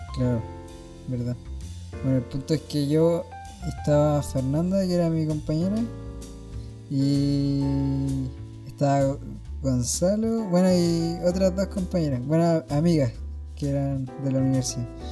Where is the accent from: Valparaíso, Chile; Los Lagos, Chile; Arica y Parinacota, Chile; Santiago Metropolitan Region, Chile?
Santiago Metropolitan Region, Chile; Santiago; Soy de Peñalolén